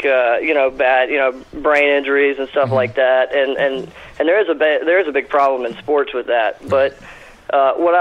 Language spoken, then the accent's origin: English; Texas, United States; I'm from Texas